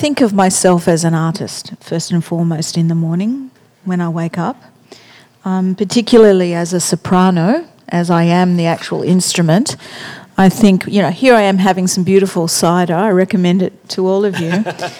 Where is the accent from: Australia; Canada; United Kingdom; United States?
Australia; Echuca, Victoria; born there; I'm Yorta Yorta like you, because I was born in Echuca.